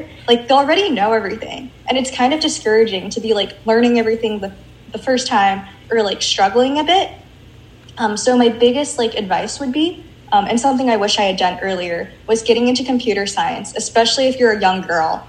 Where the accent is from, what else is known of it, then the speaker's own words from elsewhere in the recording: Washington, United States; I grew up in the Pacific Northwest, mm-hmm. in Washington.